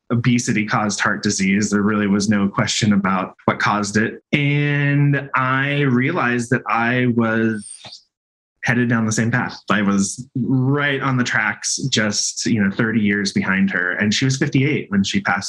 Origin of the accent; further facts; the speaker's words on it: Missouri, United States; also born or lived in New York; now in Salt Lake City, United States; I grew up in Missouri on a pig farm